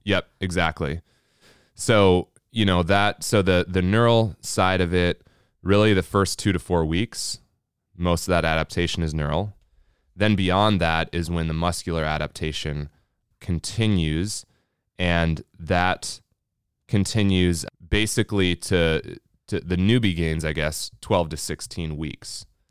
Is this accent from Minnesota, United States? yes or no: yes; Minnesota, United States; We're from Minnesota